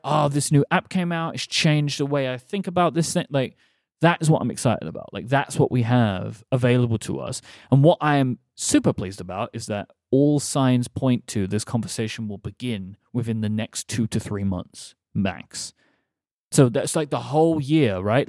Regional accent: London, United Kingdom; we are doing a show in my hometown

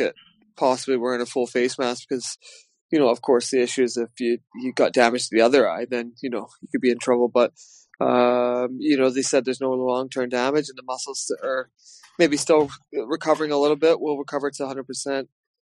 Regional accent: Glasgow, Scotland, United Kingdom; also born or lived in Paisley; now in Belfast, United Kingdom; when I was a kid growing up in Glasgow and Paisley

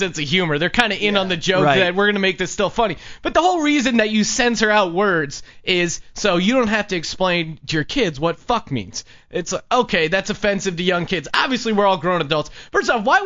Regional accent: East Coast, United States; moved away as an adult; now in Los Angeles, United States; growing up on the East Coast

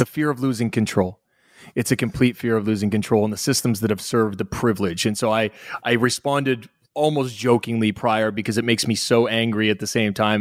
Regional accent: Halifax, Nova Scotia, Canada; accent: North American; moved away; also born or lived in Australia; I'm from Halifax, Nova Scotia

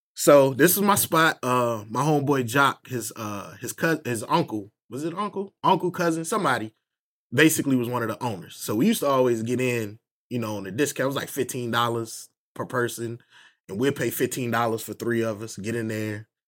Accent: Northern Virginia, United States; moved away as an adult; now in Durham, United States; I'm actually from Virginia, Northern Virginia

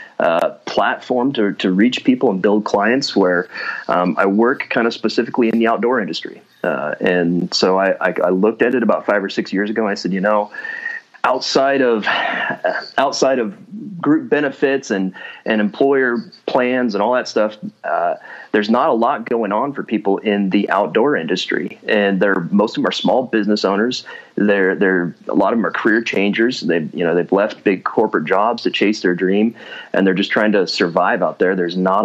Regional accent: Washington, United States; moved away as an adult; also born or lived in Seattle, Washington; now in North Idaho, United States; I was born and raised in Washington State, kind of grew up in the mountains up north of Spokane

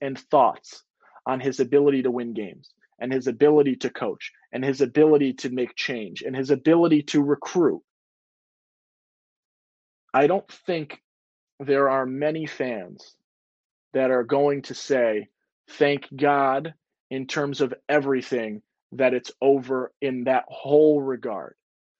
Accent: New York, United States; As a guy born and raised in Central New York, it is cool to see that longevity and someone who cares so much about Syracuse

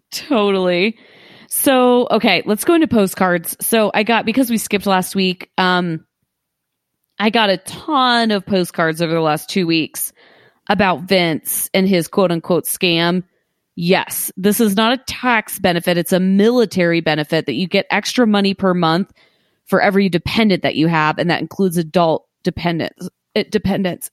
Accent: Columbus, Ohio, United States; I grew up around the Columbus Zoo

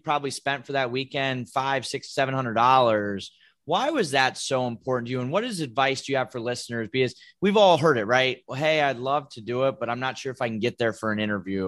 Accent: Ohio, United States; moved away; I grew up in Ohio.

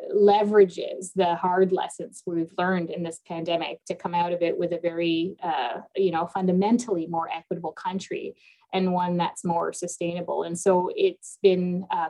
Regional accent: Toronto, Ontario, Canada; also born or lived in Lebanon; I was born in Lebanon, but I grew up in Scarborough, Ontario, and spent a lot of my youth in downtown Toronto

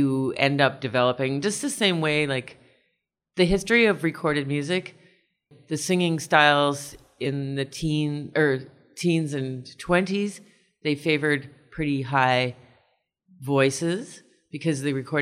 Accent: Kitchener, Ontario, Canada; now in Toronto, Canada; I come from Kitchener originally and grew up doing a lot of choral music

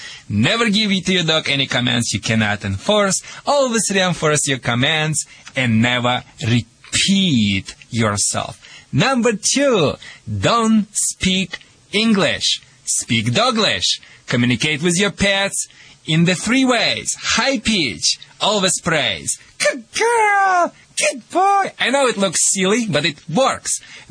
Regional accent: Michigan, United States; accent: Michigan; Sorry for my Michigan accent, and thank you for translation, Hill.

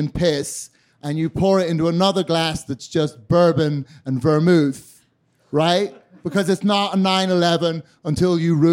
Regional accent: Northern Ireland, United Kingdom; but even I, I was raised Catholic in Northern Ireland.

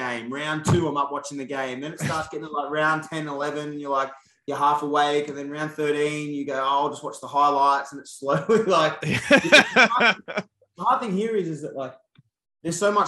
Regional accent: Sydney, New South Wales, Australia; moved away; I'm from Bankstown

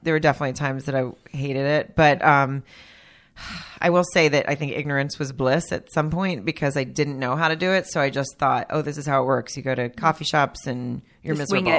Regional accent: Arkansas, United States; moved away as an adult; also born or lived in Germany; now in Los Angeles, United States; I grew up in Arkansas. And when I moved here, at 21, I moved here right after college.

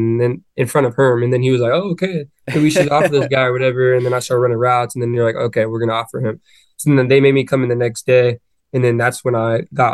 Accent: Chandler, Arizona, United States; moved away as an adult; now in Gainesville, United States; I grew up in Chandler, Arizona.

